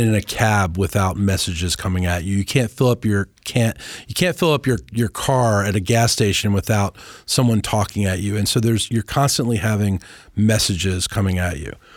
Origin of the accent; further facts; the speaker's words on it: Washington, District of Columbia, United States; also born or lived in New Orleans; I grew up in the Washington and D C area